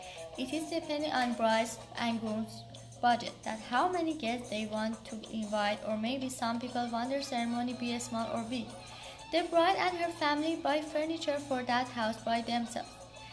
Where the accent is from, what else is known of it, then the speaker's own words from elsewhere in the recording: Iran; English is a second language; moved away; I'm from Iran.